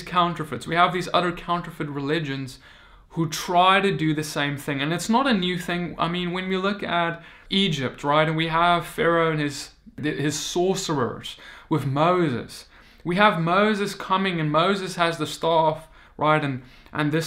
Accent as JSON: {"language": "English", "country": "South Africa", "moved": "yes", "said": "I come from South Africa"}